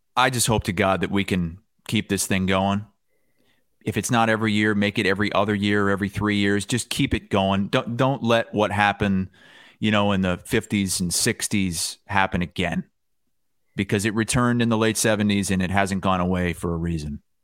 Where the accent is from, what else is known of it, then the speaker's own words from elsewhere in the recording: Muscatine, Iowa, United States; growing up in Muscatine